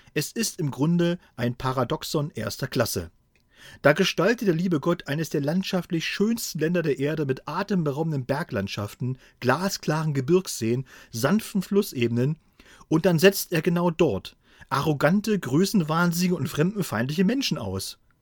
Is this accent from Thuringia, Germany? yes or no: yes; Thuringia, Germany; now in Helmstedt, Germany; hier von Helmstedt äh, in äh, meine alte Heimat nach Thüringen